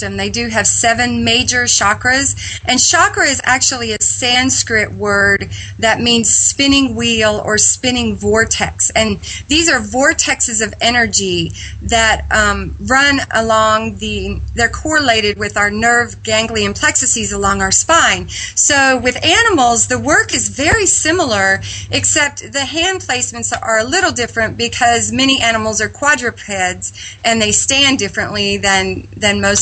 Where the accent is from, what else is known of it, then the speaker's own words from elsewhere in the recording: Midwest, United States; I was raised in the Midwest on a farm